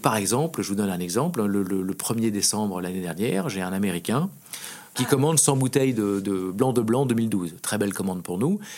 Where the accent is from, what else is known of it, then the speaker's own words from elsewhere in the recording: France; on est français